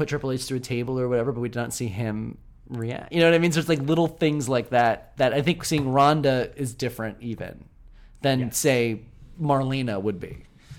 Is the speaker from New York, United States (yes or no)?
yes; New York, United States; I'm from Southern New York.